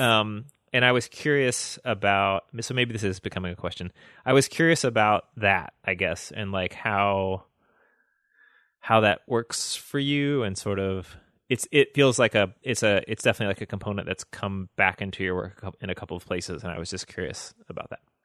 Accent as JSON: {"language": "English", "region": "the South", "country": "United States", "tie": "born or raised there", "said": "I grew up in the South."}